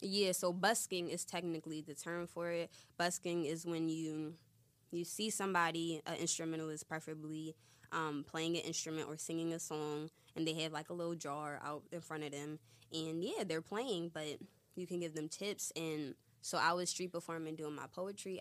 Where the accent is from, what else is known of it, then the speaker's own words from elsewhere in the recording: Philadelphia, Pennsylvania, United States; I'm from Philly.